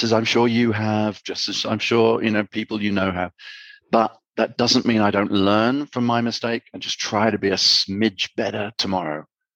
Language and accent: English; United Kingdom; now in Armenia; I'm from Britain